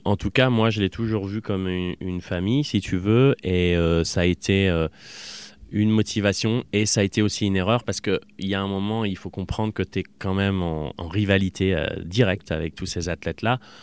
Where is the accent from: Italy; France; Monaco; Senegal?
France; Voiron, Auvergne-Rhône-Alpes; also born or lived in Clermont-Ferrand; à Voiron, enfin on était vraiment citadins